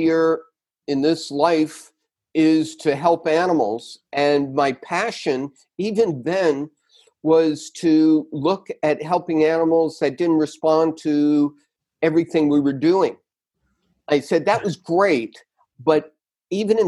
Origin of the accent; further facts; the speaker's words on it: New York City, New York, United States; moved away; also born or lived in Connecticut; I grew up in New York